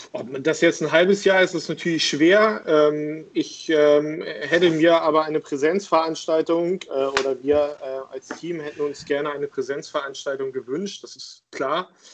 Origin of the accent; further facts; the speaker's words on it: Hamburg, Germany; ich bin äh, Hamburger Jung, in Hamburg geboren und aufgewachsen